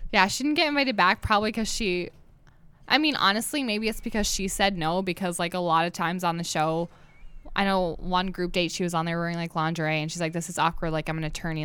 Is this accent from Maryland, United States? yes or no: no; New Hampshire, United States; moved away as an adult; now in North Dakota, United States; I'm from New